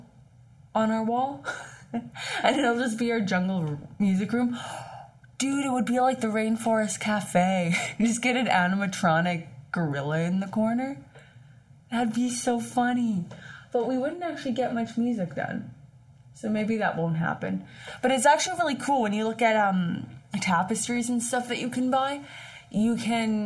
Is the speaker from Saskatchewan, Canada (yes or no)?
yes; Saskatchewan, Canada; moved away as an adult; before I moved away from Saskatchewan for school